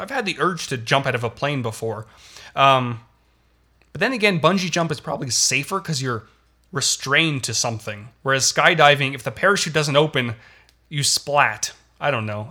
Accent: Toronto, Ontario, Canada; I'm Canadian. I was born in Toronto. I learned French throughout, um, throughout elementary school.

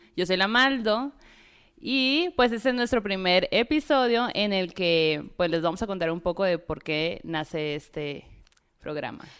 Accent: northern Mexico, Mexico; yo como norteña

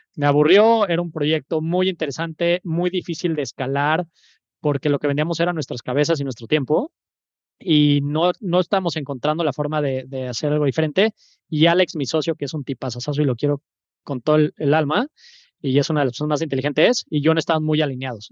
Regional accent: Mexico City, Mexico; moved away as an adult; now in Veracruz, Mexico; soy de la Ciudad de México, 35 años

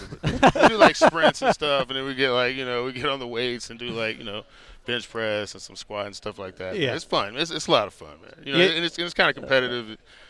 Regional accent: Dallas, Texas, United States; also born or lived in Miami; Actually, I grew up in Dallas and in Miami.

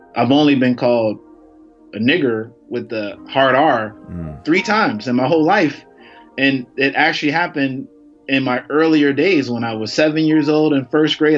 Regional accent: Chicago, Illinois, United States; accent: a little bit of a twang; I'm from Chicago

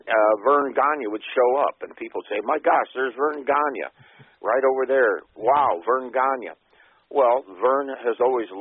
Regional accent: Waterloo, Iowa, United States; I grew up in Waterloo, Iowa, and that's a hotbed of wrestling

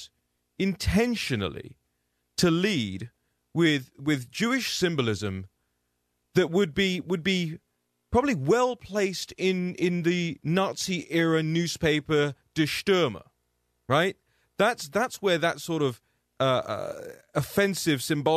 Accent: United Kingdom; you'll probably notice I don't speak with an American accent. I'm from the United Kingdom

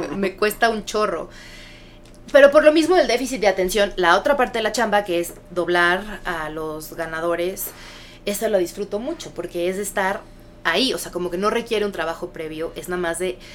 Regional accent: Mexico City, Mexico; also born or lived in United States / Chicago; yo nací en Estados Unidos, pero desde chiquita crecí, viví en México, en la Ciudad de México, toda mi vida

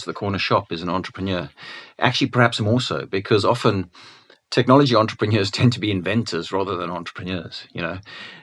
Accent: Cape Town, Western Cape, South Africa; now in United Kingdom; I wasn't born in the UK. I was born in Cape Town.

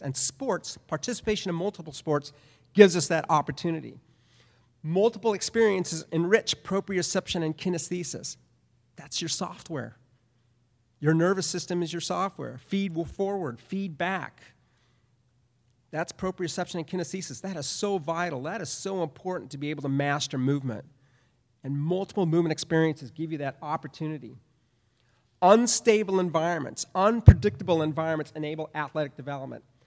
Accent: Southern California, United States; I grew up in Southern California

